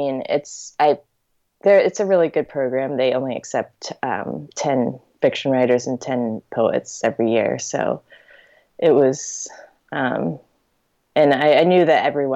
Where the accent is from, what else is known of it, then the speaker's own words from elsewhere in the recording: Richmond, Virginia, United States; also born or lived in Fayetteville, Arkansas / Lynchburg, Virginia; I'm from Richmond, Virginia, and I live in Richmond, Virginia currently